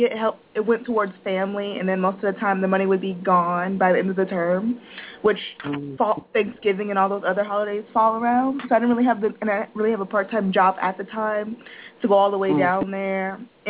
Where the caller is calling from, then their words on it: Florida, United States; I'm calling from Florida